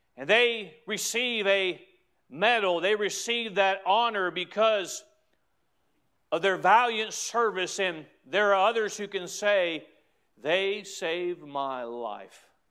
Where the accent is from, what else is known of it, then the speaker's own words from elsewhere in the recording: United States; as American citizens